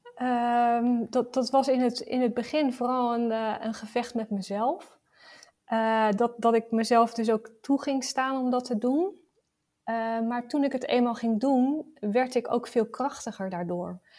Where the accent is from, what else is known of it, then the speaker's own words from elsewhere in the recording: Rotterdam, South Holland, Netherlands; Ik, ik kom uit Rotterdam